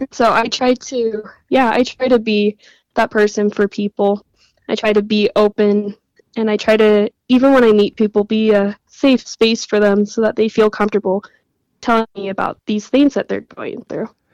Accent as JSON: {"language": "English", "region": "Utah", "country": "United States", "tie": "born or raised there", "said": "I was born and raised in Utah"}